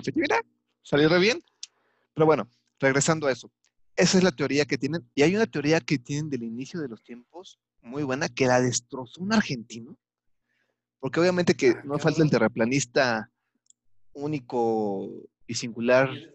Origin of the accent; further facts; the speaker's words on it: Mexico; soy mexicano libre y soberano